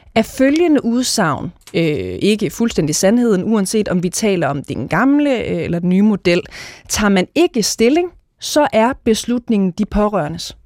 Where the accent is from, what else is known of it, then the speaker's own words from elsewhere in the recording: Denmark; som dansker, som frit menneske i det her land